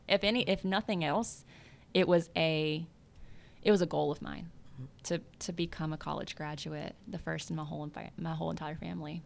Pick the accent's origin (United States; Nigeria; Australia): United States; South Louisiana; moved away; I grew up in South Louisiana